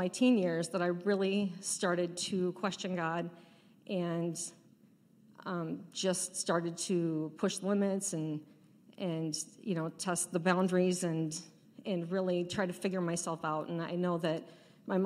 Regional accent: Pacific Northwest, United States; We grew up in the Pacific Northwest in the Valley of the Mountains and had a really awesome childhood

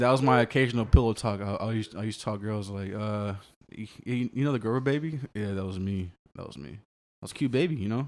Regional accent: Austin, Texas, United States; born and raised Austin, uh, grew up in East Austin

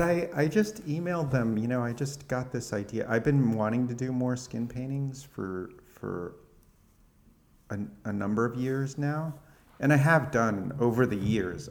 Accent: California, United States; now in Brooklyn, United States; I was born in California

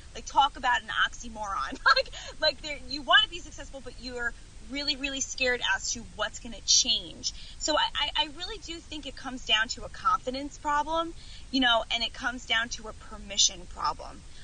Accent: Long Island, New York, United States; Stayed here my whole life, the whole beginning of my life.

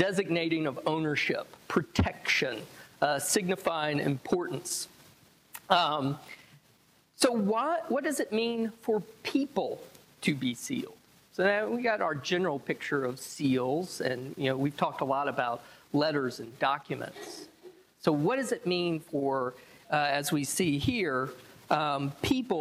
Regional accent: the South, United States; because I'm from the South

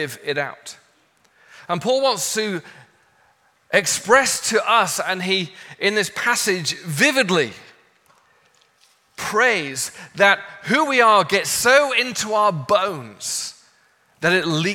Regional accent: England, United Kingdom; moved away as an adult; now in Los Angeles, United States; And I'm from England, my wife is Australian.

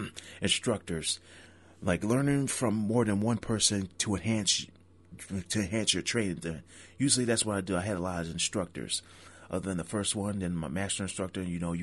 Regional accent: Niagara Falls, New York, United States; traveling from my hometown Niagara Falls to Boston.

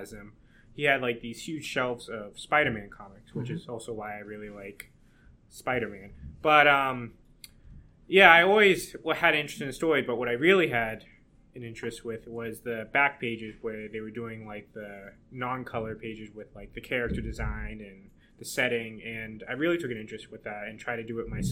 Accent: Massachusetts, United States; moved away as an adult; now in New Hampshire, United States; I'm from Massachusetts

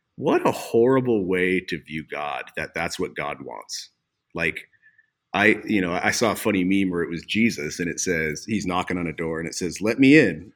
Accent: Havre, Montana, United States; also born or lived in Coeur d'Alene, Idaho / Missoula, Montana; I grew up in Haver, Montana, on the High Line

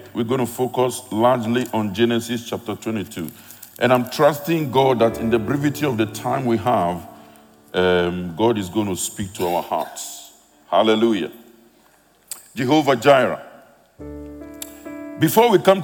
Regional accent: Ghana; now in United Kingdom; I'm a Ghanaian by birth, living in the UK

